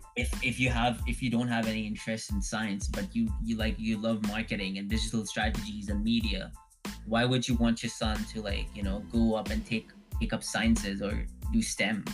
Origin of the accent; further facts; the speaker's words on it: Dubai, United Arab Emirates; moved away as an adult; also born or lived in India; now in Canada; my home was Dubai. Um, so mm. I grew up there